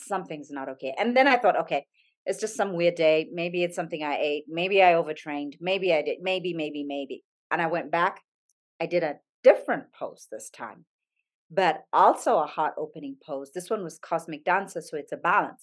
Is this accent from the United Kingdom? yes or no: no; Zambia; moved away; I grew up in Zambia